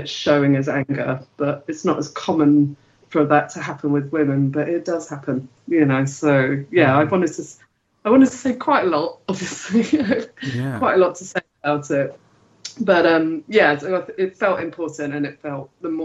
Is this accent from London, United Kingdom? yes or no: yes; London, United Kingdom; I grew up in London.